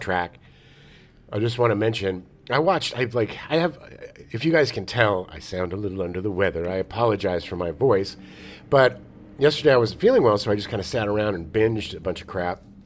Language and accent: English; San Diego, California, United States; Growing up in San Diego, as a kid